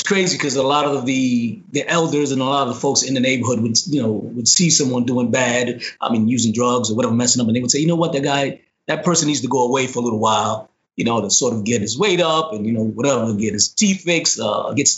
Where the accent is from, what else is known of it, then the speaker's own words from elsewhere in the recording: New York City, New York, United States; I grew up in the South Bronx